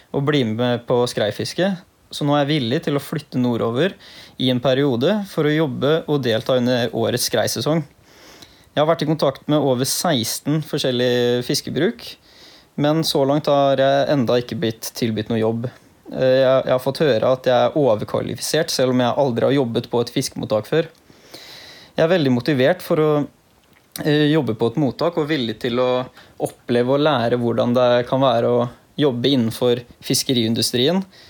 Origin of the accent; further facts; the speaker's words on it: Fredrikstad, Østfold, Norway; jeg er 23 år og jeg kommer fra Fredrikstad